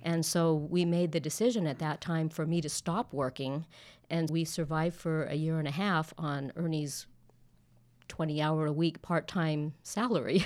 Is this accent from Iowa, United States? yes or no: no; Southern California, United States; moved away as an adult; now in Dallas-Fort Worth, United States; I was born and raised in Southern California